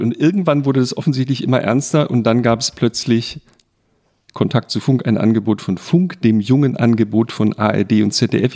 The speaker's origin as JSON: {"language": "German", "town": "Bretten", "region": "Baden-Württemberg", "country": "Germany", "tie": "born or raised there", "said": "meinem Geburtsort, also da, wo ich aufgewachsen bin, in Bretten in Baden"}